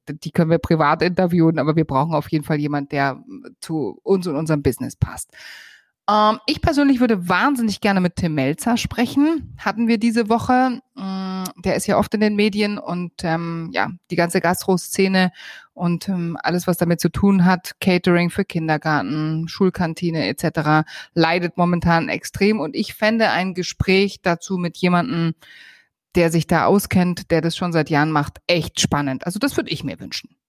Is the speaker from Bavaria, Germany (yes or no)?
yes; Bavaria, Germany; ich stehe halt einfach auf meine Heimat und auf meinen Bayern